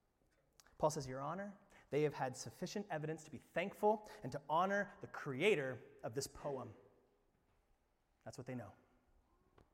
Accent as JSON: {"language": "English", "region": "Indiana", "country": "United States", "moved": "yes", "said": "I'm from Indiana"}